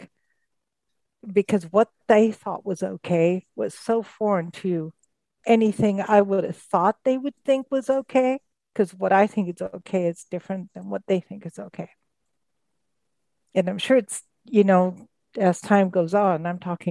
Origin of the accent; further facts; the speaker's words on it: United States; also born or lived in Kenya; as an American